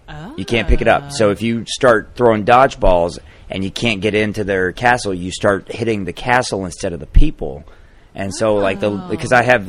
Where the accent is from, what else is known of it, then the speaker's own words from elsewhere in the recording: Alabama, United States; We're from Alabama.